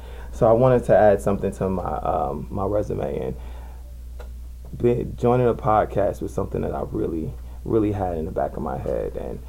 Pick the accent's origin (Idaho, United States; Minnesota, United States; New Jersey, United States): New Jersey, United States; Jersey City; I'm from Jersey City, New Jersey. Born and raised on the hill.